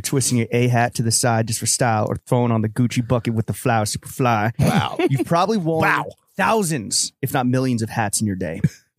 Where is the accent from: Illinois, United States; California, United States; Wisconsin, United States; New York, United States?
New York, United States; We come from New York